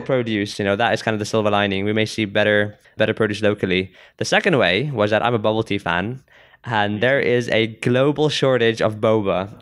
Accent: South Africa; I'm from South Africa

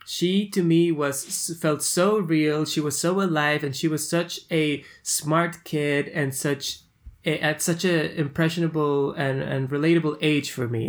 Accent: Peru; I'm from Peru, from South America

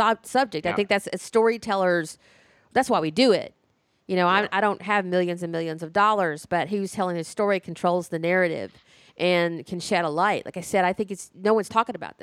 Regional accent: Alabama, United States; my home state of Alabama

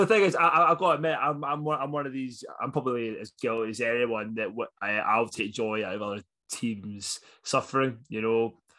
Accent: Scotland, United Kingdom; now in Leeds, United Kingdom; being Scottish

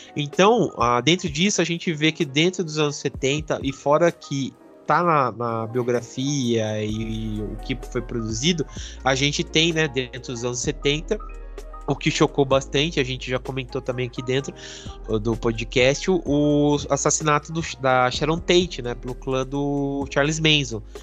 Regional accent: Brazil; sendo brasileiro

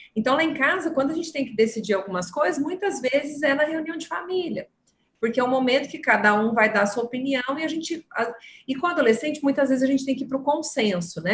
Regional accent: Minas Gerais, Brazil; accent: mineiro; um mineirinho lá do interior

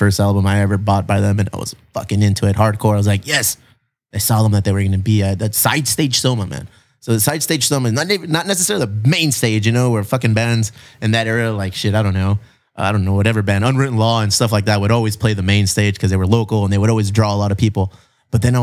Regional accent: San Diego, California, United States; I live in a cool place

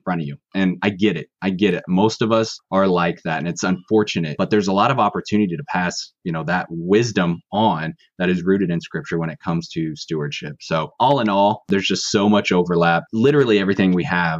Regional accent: Kansas City, United States; now in Northwest Missouri, United States; I grew up in the kind of suburbs of Kansas City

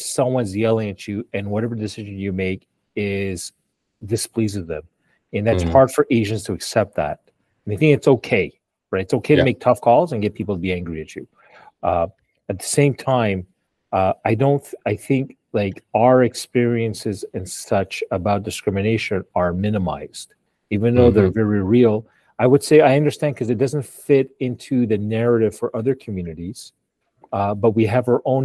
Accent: Montreal, Quebec, Canada; moved away as an adult; now in Ottawa, Canada; So Montreal is my hometown

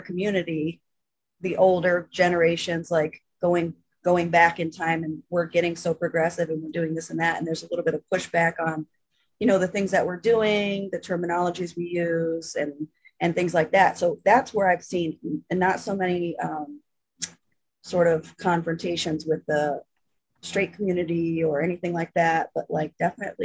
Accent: Florida, United States; moved away as an adult; also born or lived in Springfield, Massachusetts; now in Berkshire County, United States; I was born in Springfield, and then I spent like much of my youth in Florida

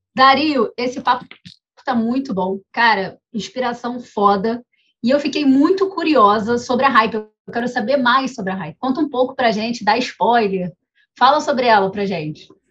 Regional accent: Rio de Janeiro, Brazil; a gente é carioca

